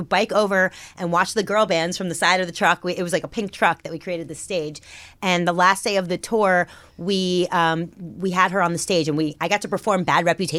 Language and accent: English; New York City, New York, United States; Now, I grew up in the Riot Girl scene of New York City.